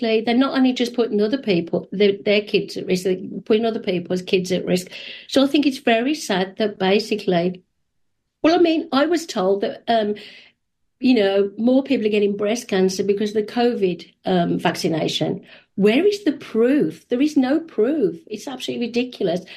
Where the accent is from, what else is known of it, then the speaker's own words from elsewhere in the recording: England, United Kingdom; moved away as an adult; now in Canada; We immigrated 30 years ago. Actually, it's 31 years soon. We had to show proof. We're from England